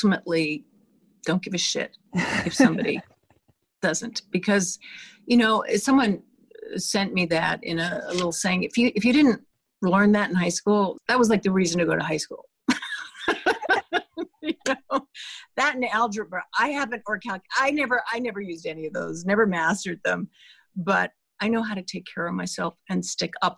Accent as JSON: {"language": "English", "country": "Canada", "moved": "as an adult", "lives_now": "United States", "said": "I am a Canadian."}